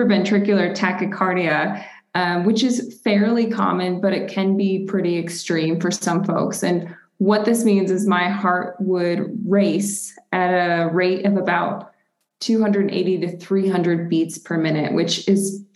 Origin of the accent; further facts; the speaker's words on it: Rochester, New York, United States; now in Denver, United States; I'm originally from Rochester, New York. So Western New York, we like to say we're honorary Canadians